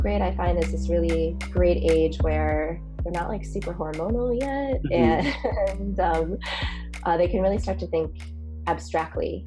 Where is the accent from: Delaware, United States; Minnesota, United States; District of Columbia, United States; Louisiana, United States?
District of Columbia, United States; Washington; moved away as an adult; also born or lived in South Korea / St. Louis / Oakland, California; now in California, United States; I was born in South Korea and I was adopted when I was really little, 6 months old, and grew up in a really lovely Jewish family in Washington, D.C.